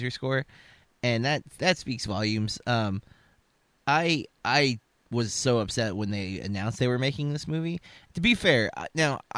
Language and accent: English; Florida, United States; we're from Florida, and that word is, you know, it's local